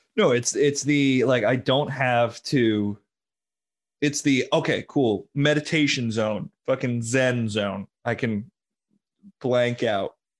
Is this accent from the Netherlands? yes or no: no; New London, Connecticut, United States; I grew up near in New London